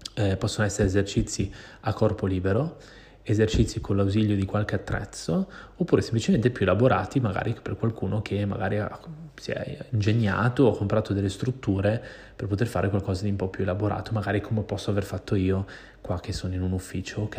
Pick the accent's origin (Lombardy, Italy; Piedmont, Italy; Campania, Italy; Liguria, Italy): Lombardy, Italy; Milan; moved away as an adult; now in Barcelona, Spain; io sono milanese, cioè nel senso io sono nato a Milano